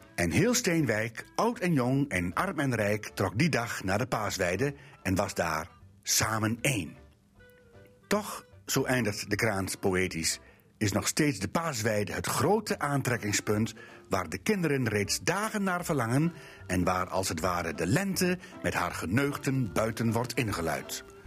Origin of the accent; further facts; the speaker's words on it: Drenthe, Netherlands; Bij ons in Drenthe